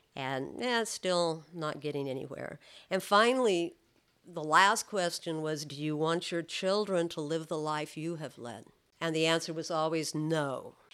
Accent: California, United States; I'm from California

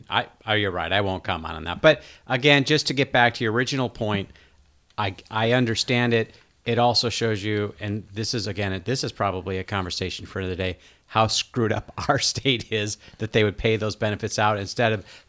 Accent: Minnesota, United States; when I was growing up in Minnesota

